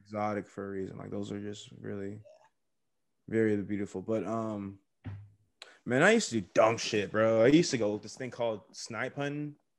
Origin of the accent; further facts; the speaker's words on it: Texas, United States; also born or lived in California; I was born in Cali, but I was raised in Texas